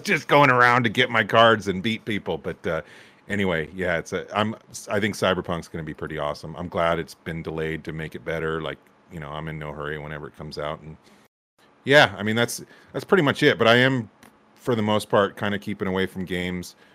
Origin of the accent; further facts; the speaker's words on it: Santa Cruz, California, United States; moved away; I grew up in Santa Cruz